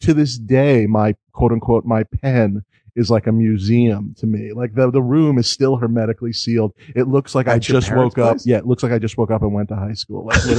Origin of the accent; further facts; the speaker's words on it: New York, United States; I grew up in New York